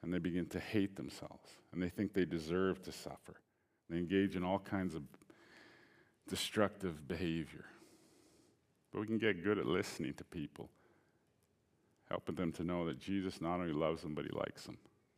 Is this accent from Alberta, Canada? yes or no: yes; Alberta, Canada; I grew up in Alberta. I was born here.